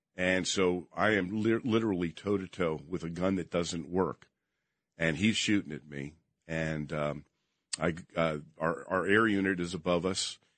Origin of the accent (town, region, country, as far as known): Princeton, New Jersey, United States; born or raised there; moved away as an adult; also born or lived in Las Vegas, Nevada